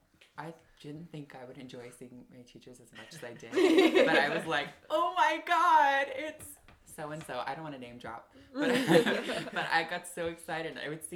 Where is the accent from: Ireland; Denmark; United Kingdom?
Ireland; I'm like, people still don't believe I'm from Ireland.